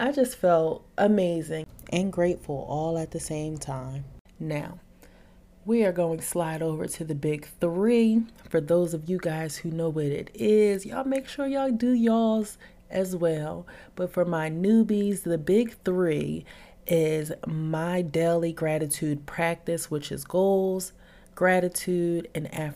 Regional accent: Philadelphia, Pennsylvania, United States; moved away; I also traveled to Philadelphia, back to my hometown

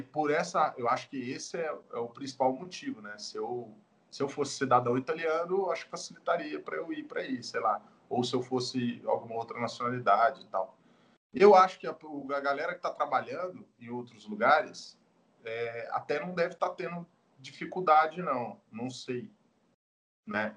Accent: Goiânia, Goiás, Brazil; eu que sou natural de Goiânia

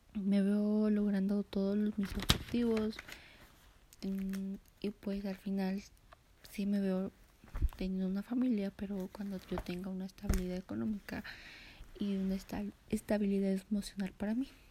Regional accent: Mexico; Nací en Jalaclaco del año 2004

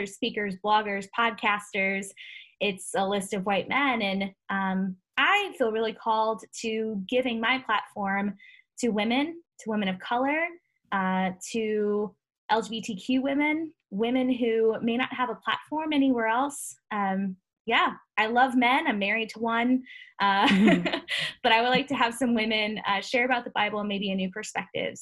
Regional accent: Ferguson, Missouri, United States; I grew up in Ferguson, Missouri

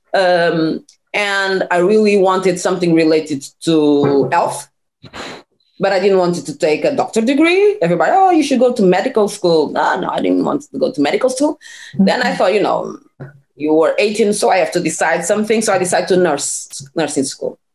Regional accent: small town 30 km from Lisbon, Portugal; English is a second language; also born or lived in Cape Verde (parents); now in Lisbon, Portugal; I was born in a small town like 30 kilometers from uh, Lisbon, where it was where I grew up, where I did my studies until uh, high school.

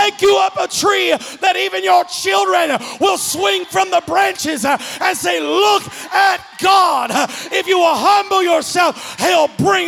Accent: Kentucky, United States; accent: Eastern Kentucky; And I said to myself in my Eastern Kentucky accent, Lord, I sure is short.

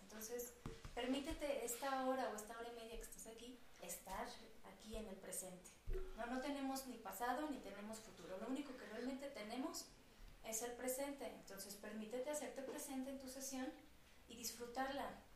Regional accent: Aguascalientes, Mexico; moved away as an adult; also born or lived in Querétaro; now in Mexico City, Mexico; yo soy de Aguascalientes, tengo toda mi red de psicólogos de allá

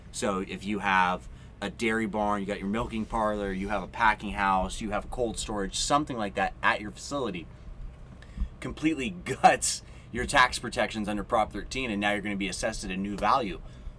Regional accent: Chowchilla, California, United States; You know, I'm born and raised in Chowchilla. It's a white area.

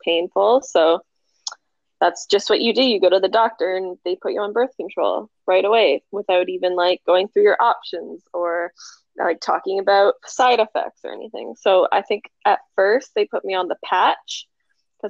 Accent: Barrie, Ontario, Canada; moved away as an adult; now in Okanagan, Canada; I was born and raised in Barrie, Ontario. I moved out to the Okanagan with my parents about almost 5 years ago now.

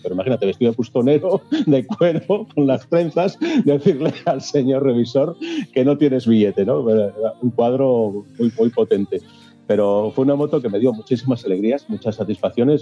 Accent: Gozón, Asturias, Spain; now in Gijón, Spain; soy nacido en Gozón, muy cerquita al Cabo Peñas

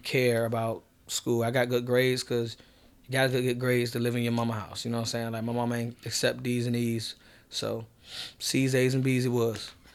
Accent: Norfolk, Virginia, United States; growing up in Norfolk

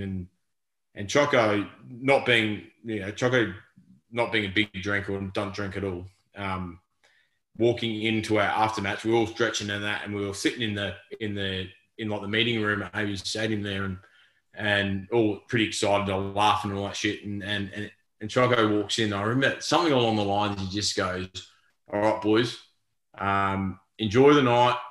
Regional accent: Darwin, Northern Territory, Australia; moved away; I grew up in Darwin

